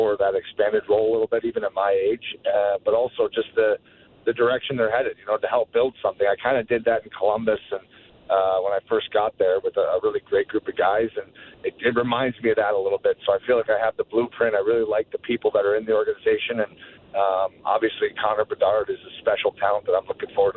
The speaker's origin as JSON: {"language": "English", "town": "Sudbury", "region": "Ontario", "country": "Canada", "tie": "born or raised there", "said": "my hometown of Sudbury"}